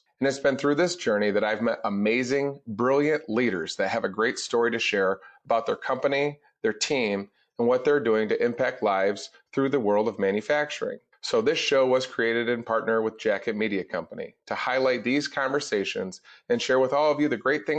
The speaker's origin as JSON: {"language": "English", "town": "Kalamazoo", "region": "Michigan", "country": "United States", "tie": "born or raised there", "said": "I was born and raised here in West Michigan in Kalamazoo"}